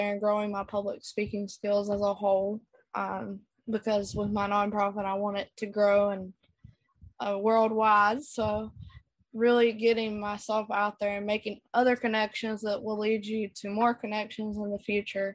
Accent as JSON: {"language": "English", "town": "Youngsville", "region": "North Carolina", "country": "United States", "said": "I am from Youngsville, North Carolina"}